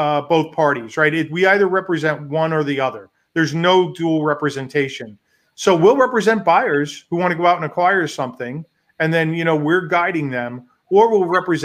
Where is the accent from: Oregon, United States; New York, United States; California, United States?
New York, United States; now in Chicago, United States; I'm from New York